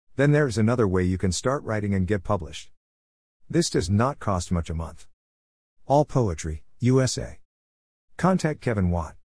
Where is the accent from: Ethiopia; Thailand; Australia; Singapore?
Australia; Melbourne, Victoria; now in Smithfield, Australia; I was born in Melbourne, Australia.